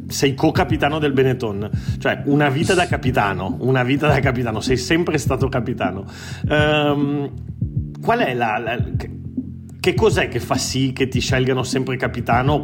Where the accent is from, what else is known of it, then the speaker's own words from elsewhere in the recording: Treviso, Veneto, Italy; moved away as an adult; also born or lived in Turin; now in Barcelona, Spain; Io sono nato a Torino ma cresciuto a Treviso